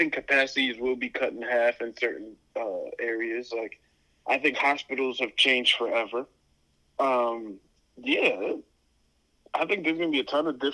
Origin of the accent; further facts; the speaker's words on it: United States; how we are taught to be as Americans